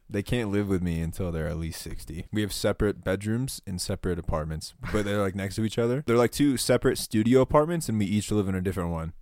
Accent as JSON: {"language": "English", "town": "Sarasota", "region": "Florida", "country": "United States", "moved": "as an adult", "lives_now": "Flagstaff, United States", "said": "I'm from Sarasota, Florida"}